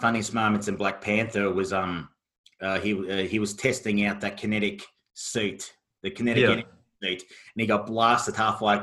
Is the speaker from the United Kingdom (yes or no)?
no; Australia; Being Australian